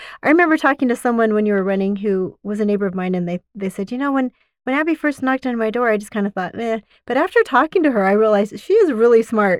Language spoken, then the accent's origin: English; Utah, United States; now in Kaysville, United States; I grew up in Utah County